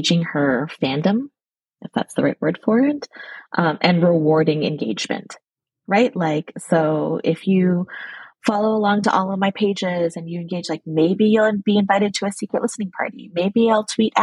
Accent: Burnaby, British Columbia, Canada; now in Vancouver, Canada; I grew up in the suburbs. I grew up in Burnaby.

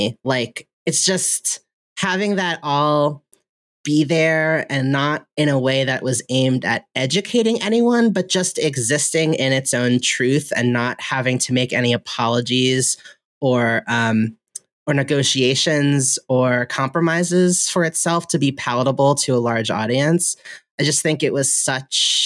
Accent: United States; I was born here in America

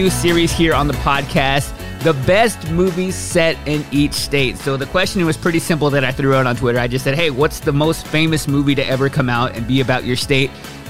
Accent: Austin, Texas, United States; now in Nashville, United States; I live in Nashville, Tennessee. I moved here from Austin, Texas, and I've been in Nashville for about 4 years now.

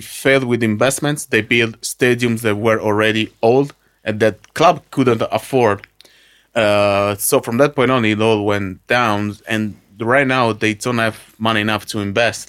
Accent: Arconate, Lombardy, Italy; English is a second language; my hometown, Arconate

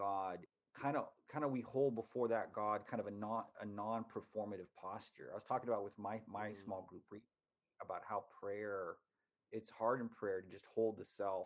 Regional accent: United States; being an American

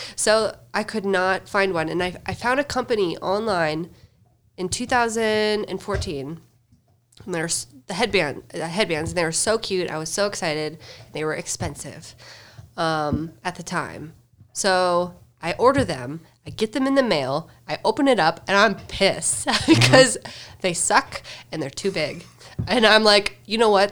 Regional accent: Fargo, North Dakota, United States; moved away as an adult; now in Denver, United States; I grew up in good old Fargo, North Dakota

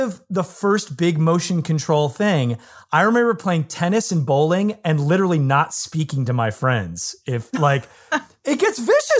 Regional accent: Michigan, United States; I mean, I grew up in Michigan and one of very few nerds, you know, and in my kind of circle of people I knew.

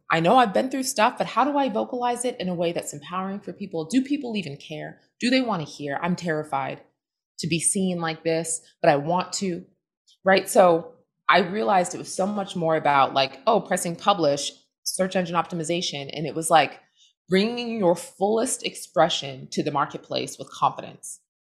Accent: southern New Hampshire, United States; also born or lived in Boston, Massachusetts; born in Boston. I grew up in southern New Hampshire, surrounded by woods

